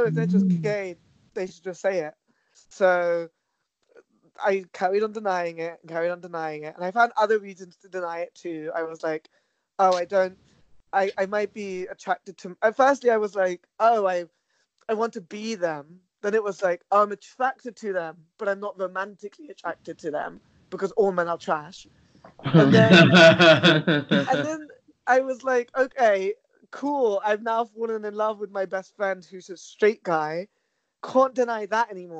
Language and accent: English; London, United Kingdom; also born or lived in Uxbridge; I was born and raised in Southall in West London